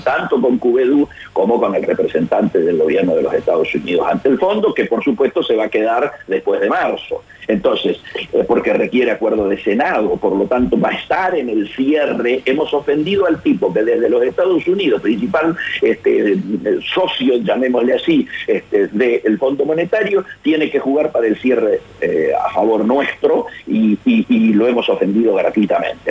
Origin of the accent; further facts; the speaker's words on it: Patagonia, Argentina; moved away as an adult; also born or lived in Resistencia, Chaco, Argentina; now in Buenos Aires, Argentina; yo, nacido, nacido en Resistencia Chaco y criado en la Patagonia